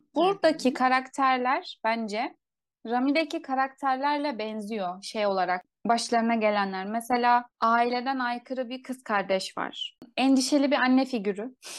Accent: Turkey; bizim Türkiye'de

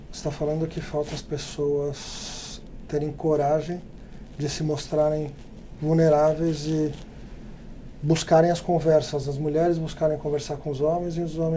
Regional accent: Brazil; porque a gente é brasileiro.

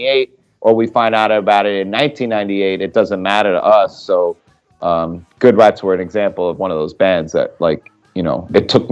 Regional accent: New Jersey, United States; I grew up in New Jersey

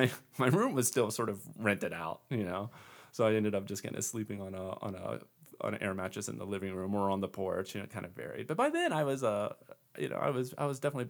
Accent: Eastern Shore of Maryland, United States; moved away as an adult; also born or lived in Switzerland; now in Central Oregon, United States; I grew up in Flatland, Maryland

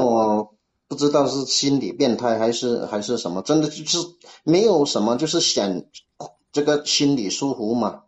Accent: Guangdong, China; accent: Cantonese-accented Mandarin (广普); 我是广东的，我是广东的

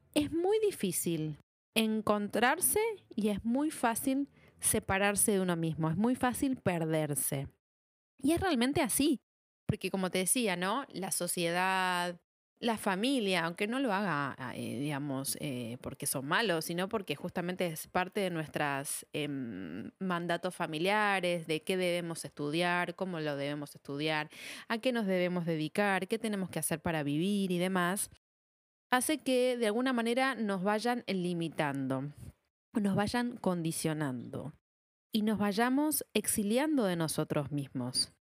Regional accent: Argentina; soy de Argentina, estudié en la Universidad de Buenos Aires

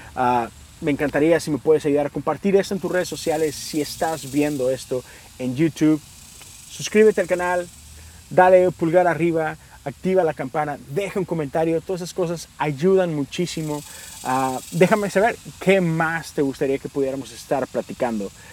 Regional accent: Mexico; Yo soy de México

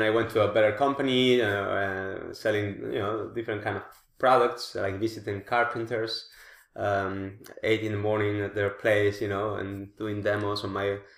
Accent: Spain; moved away as an adult; now in The Hague, Netherlands

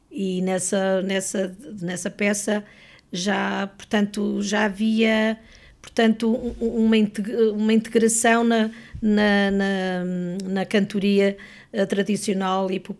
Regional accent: Lamego, Norte, Portugal; now in Lisbon, Portugal; Eu sou de Lamego.

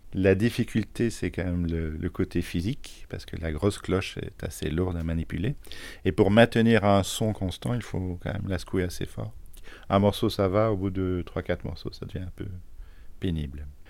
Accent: Charleroi, Wallonia, Belgium; now in Thoiry, France; je suis né en Belgique, dans une ville euh, qui n'a pas très bonne réputation, euh, à Charleroi

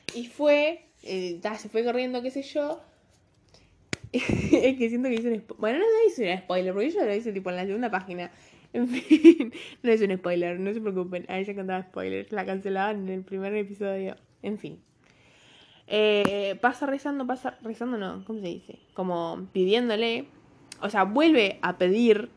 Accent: Uruguay; soy uruguaya, no gringa

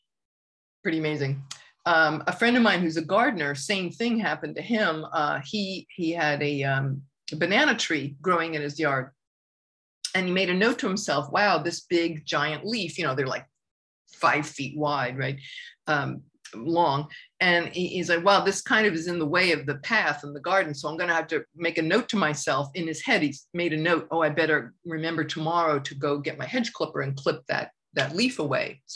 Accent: New York City, New York, United States; I grew up in New York, we knew all about the Holocaust, you know, New York City is the world's largest Jewish community

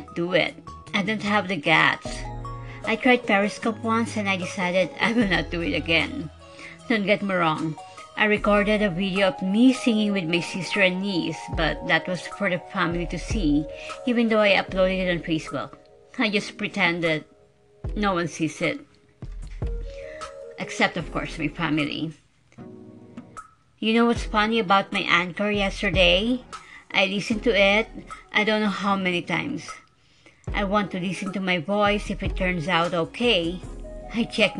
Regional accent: Philippines; English is a second language; I am a Filipino who can speak English fluently, although I have a tone or accent.

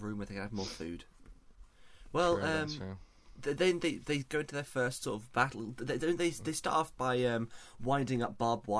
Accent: United Kingdom; the rest of Europe looks down on us for eating beans on toast.

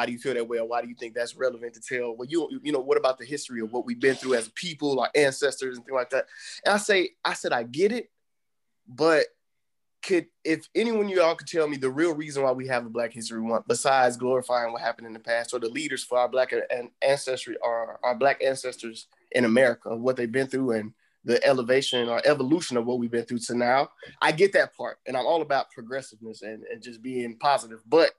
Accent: Atlanta, Georgia, United States; because I'm from Atlanta, and being from the South, it's really big.

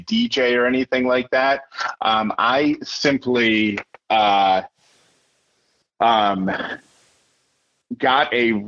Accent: Syracuse, New York, United States; moved away; also born or lived in Atlanta; I grew up in Syracuse, my parents lived in Syracuse

